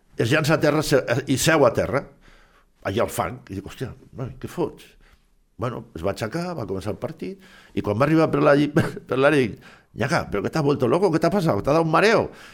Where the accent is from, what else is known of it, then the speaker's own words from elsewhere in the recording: Silla, Valencian Community, Spain; moved away; jo tenia que anar a València, a Silla, al meu poble